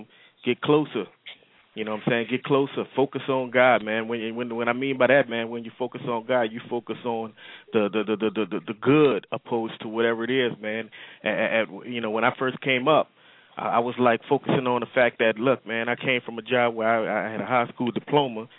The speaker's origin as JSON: {"language": "English", "town": "New Orleans", "region": "Louisiana", "country": "United States", "moved": "as an adult", "lives_now": "Columbus, United States", "said": "I'm from New Orleans, came here since Katrina, got here 3 days after Katrina"}